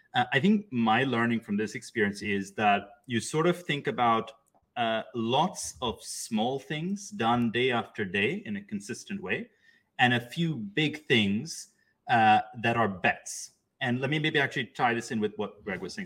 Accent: Pakistan; moved away; I grew up in Pakistan

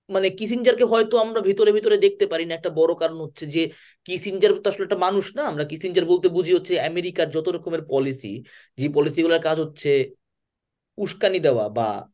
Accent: Bangladesh; আমরা যারা বাংলাদেশের লোকজন

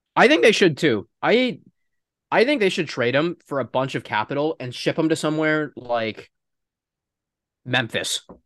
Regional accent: Toronto, Ontario, Canada; we are from Toronto

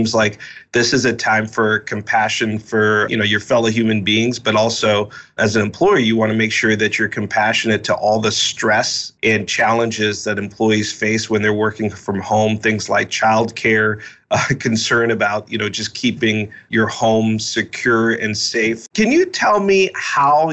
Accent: Boston, Massachusetts, United States; I actually grew up in the Boston area.

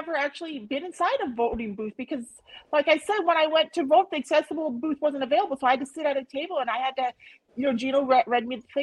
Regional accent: United States; I'm an American

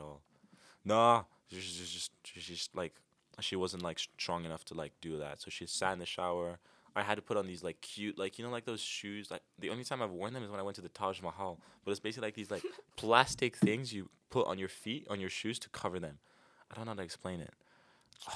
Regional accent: Kenya; now in Maastricht, Netherlands; I'm Kenyan

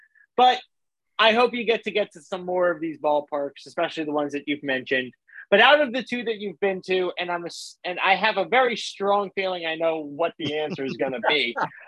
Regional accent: United States; moved away as an adult; also born or lived in Rhode Island; I lived in Rhode Island for 9 years, and you know, beyond growing up in Yankee territory, I lived in Red Sox territory for my college years plus.

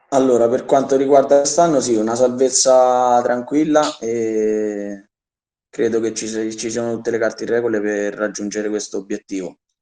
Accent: Soriano, Italy; è il mio paese

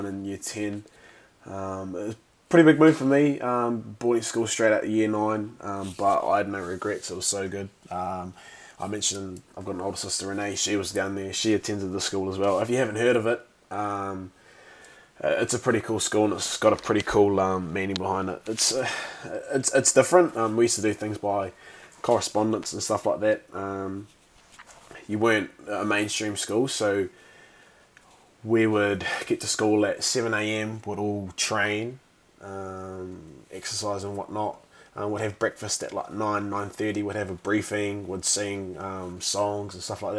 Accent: Taranaki, New Zealand; I was born in Taranaki, just running an absolute muck growing up on a farm

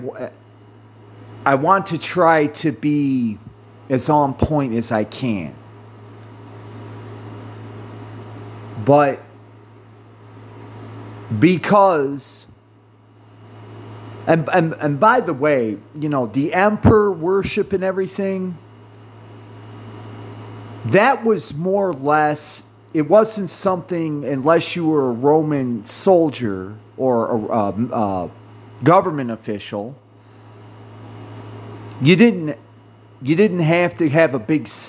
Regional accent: United States; I'm an American

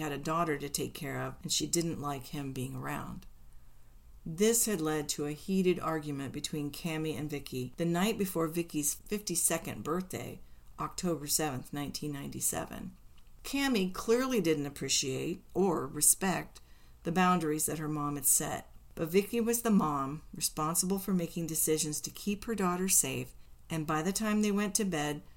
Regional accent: Indiana, United States; When I grew up in Indiana, we used to empty bags of feed corn kernels on people's doorsteps, which we Hoosier kids cleverly called corning.

